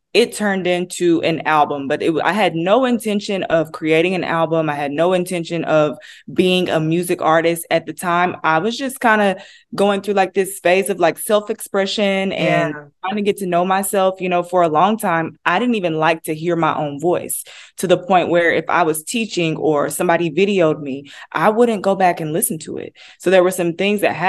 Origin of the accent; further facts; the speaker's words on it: Denison, Texas, United States; now in Dallas, United States; I am born and raised in Texas, a small town called Denison, Texas